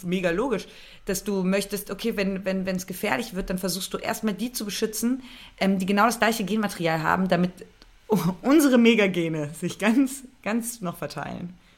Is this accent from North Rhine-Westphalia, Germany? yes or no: no; Berlin, Germany; ich bin ja ähm, ge geboren in Berlin.